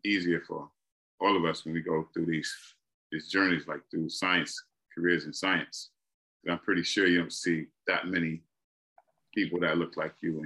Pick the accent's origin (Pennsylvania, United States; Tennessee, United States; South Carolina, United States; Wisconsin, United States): South Carolina, United States; I was born here. I was born in South Carolina